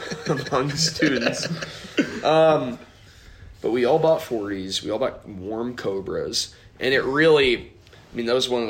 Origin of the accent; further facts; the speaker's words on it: Westfield, Indiana, United States; moved away; a gas station in Westfield, Indiana, which happens to be my hometown.